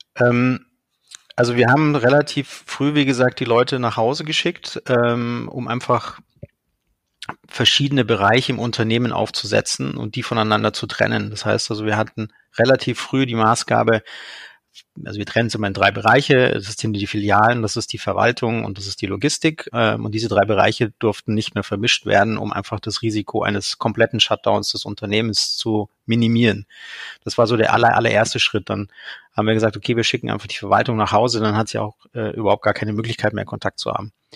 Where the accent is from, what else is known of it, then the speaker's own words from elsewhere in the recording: Munich, Bavaria, Germany; Ich komme, wie gesagt, aus München